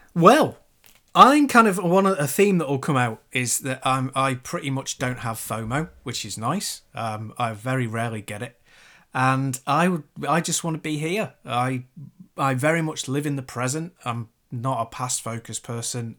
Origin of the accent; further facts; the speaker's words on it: Chester, North West England, United Kingdom; where I grew up in Chester